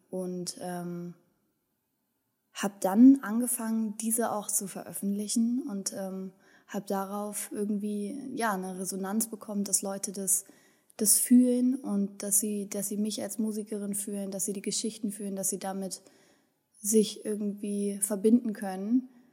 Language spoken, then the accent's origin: German; Berlin, Germany; moved away; also born or lived in Wendland, Lower Saxony; ich bin ähm, in, in Berlin-Kreuzberg äh, groß geworden, in, in, einem besetzten Haus groß geworden